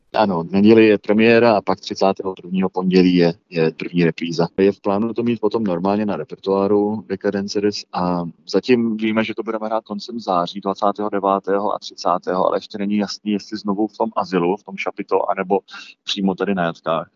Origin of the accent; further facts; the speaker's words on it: Malta; moved away as an adult; now in Prague, Czech Republic; já mám mámu Malťanku a tátu Čecha, vyrůstal jsem na Malci, tam jsem se i narodil byl jsem tam do 18 let